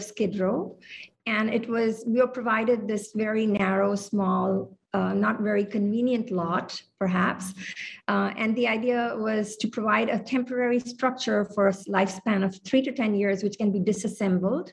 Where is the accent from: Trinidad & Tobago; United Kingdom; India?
India; moved away as an adult; also born or lived in Hawaii / Mongolia; now in Honolulu, United States; I was raised in India, but I've lived on the islands since the 1990s